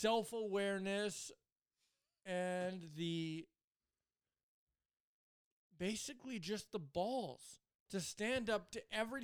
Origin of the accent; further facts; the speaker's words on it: Edmonton, Alberta, Canada; born there; I was born in Edmonton, but to a military family. So we ended up moving coast to coast with my parents.